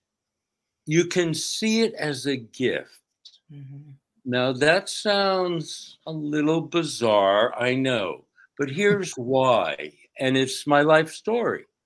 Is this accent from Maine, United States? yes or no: no; outside of New York City, United States; I grew up outside of New York City in a state tenement building